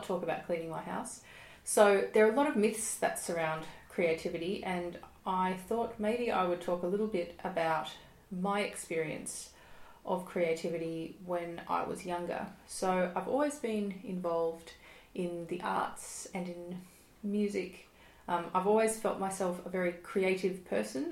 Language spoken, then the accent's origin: English; Melbourne, Victoria, Australia; I am a musician from Melbourne, Australia